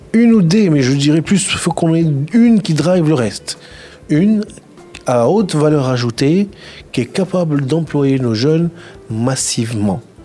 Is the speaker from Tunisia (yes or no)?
yes; Tunisia; je suis tunisien